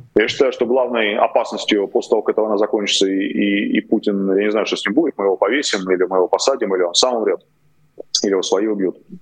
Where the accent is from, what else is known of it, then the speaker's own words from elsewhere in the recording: Moscow, Russia; moved away as an adult; now in Kyiv, Ukraine; родился-то я в Москве, это я сейчас киевлянин, да, а тогда до 36 лет я был москвичем